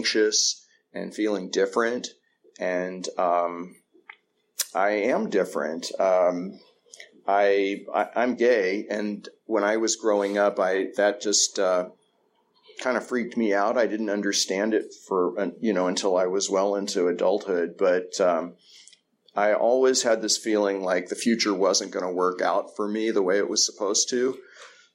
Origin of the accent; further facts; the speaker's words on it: East Bay, California, United States; I grew up here in the East Bay.